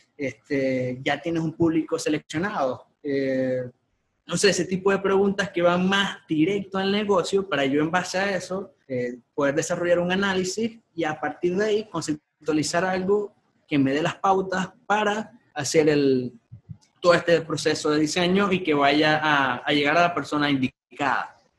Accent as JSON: {"language": "Spanish", "town": "Maracaibo", "region": "Zulia", "country": "Venezuela", "tie": "born or raised there", "said": "yo nací acá en Maracaibo"}